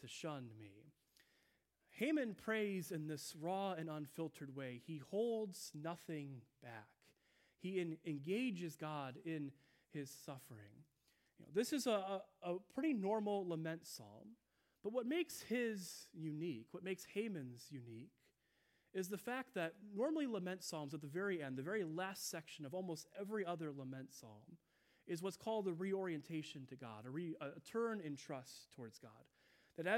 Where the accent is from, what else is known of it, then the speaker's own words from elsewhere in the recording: Midwest, United States; I'm from the Midwest